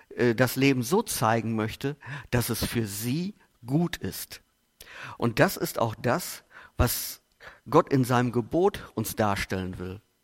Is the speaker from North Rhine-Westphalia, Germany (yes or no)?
yes; Steinfurt, North Rhine-Westphalia, Germany; ich komme aus Buchsteinfurt